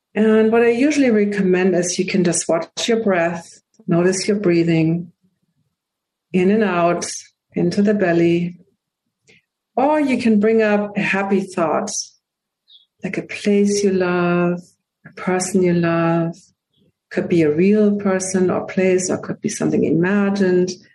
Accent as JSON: {"language": "English", "region": "Hamburg", "country": "Germany", "second_language": "English", "moved": "yes", "lives_now": "United States", "said": "I am from Hamburg, Germany, and I got my first pair of glasses at age three."}